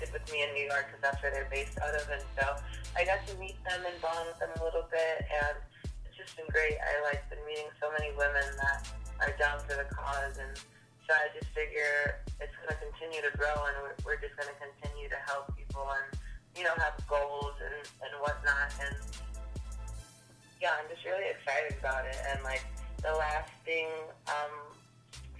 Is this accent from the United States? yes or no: no; Trinidad & Tobago; I'm Trinidadian